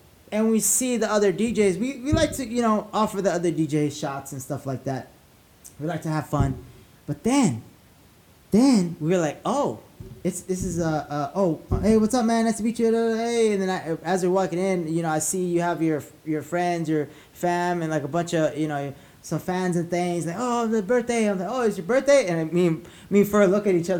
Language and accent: English; La Puente, California, United States; I grew up in La Puente, so I know that area